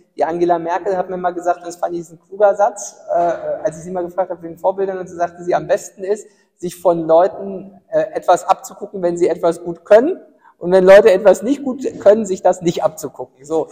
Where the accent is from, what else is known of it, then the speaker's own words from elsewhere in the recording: Ueckermünde, Mecklenburg-Vorpommern, Germany; also born or lived in Greifswald; Öckermünde, ja meine Heimatstadt.